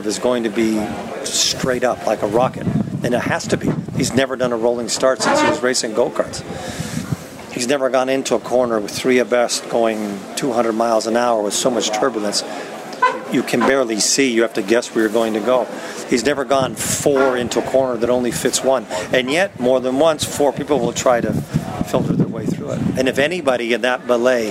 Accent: United States; I'm an American race car driver

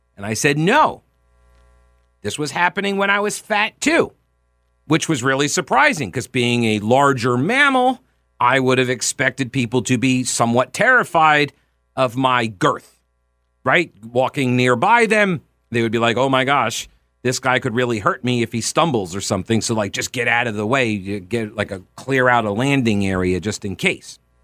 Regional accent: United States; I'm American.

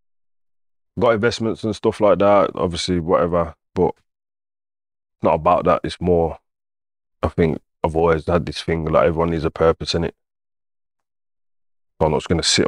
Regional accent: Wolverhampton, West Midlands, United Kingdom; I grew up in England, innit? Obviously, I'm from a strong Jamaican background. Everything I eat, yard food, the whole of Wolves is Jamaica

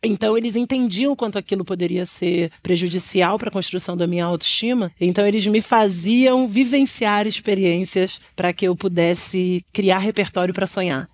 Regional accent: São Paulo, Brazil; eu venho do Brasilândia

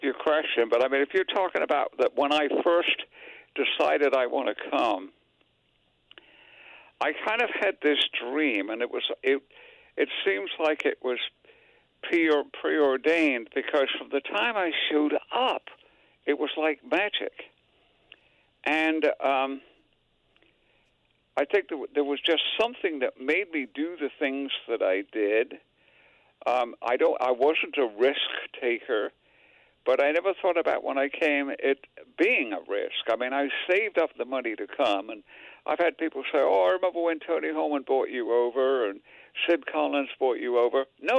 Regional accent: England, United Kingdom; now in United States; I came from England, for heaven's sake.

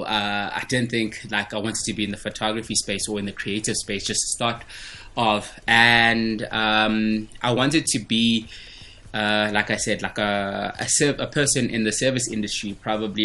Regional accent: Venda, Limpopo, South Africa; now in Johannesburg, South Africa; my journey when I was growing up in Venda, coming to Johannesburg to visit my family in Soweto.

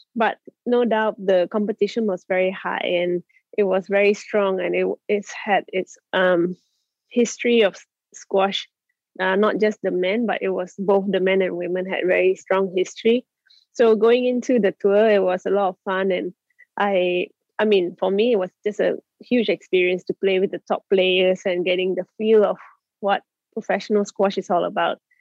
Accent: Malaysia; be brought up in Malaysia and to achieve what I've achieved as a Malaysian

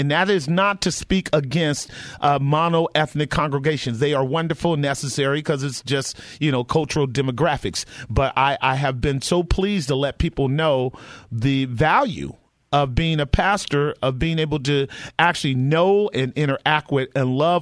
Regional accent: California, United States; I'm from California

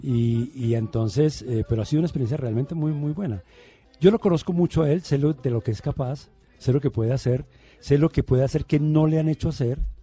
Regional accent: Medellín, Antioquia, Colombia; also born or lived in Bogotá; yo hice la primaria en Bogotá. Mi primaria fue en Bogotá, pero mi bachillerato fue en Medellín.

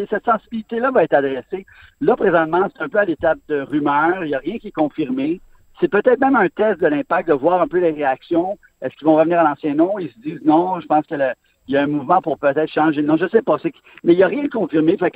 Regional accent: Montreal, Quebec, Canada; j'ai grandi à Montréal, je viens à Montréal

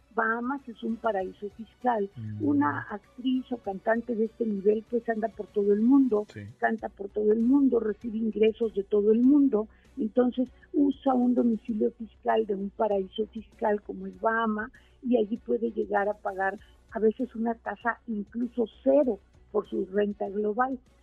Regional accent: Mexico; nosotros como mexicanos

